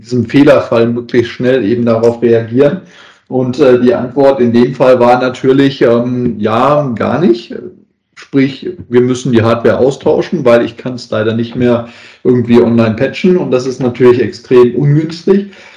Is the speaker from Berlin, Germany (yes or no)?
no; Essen, North Rhine-Westphalia, Germany; now in Southern Germany; in meiner alten Heimatstadt äh, mal gegeben hat, ähm, also in Essen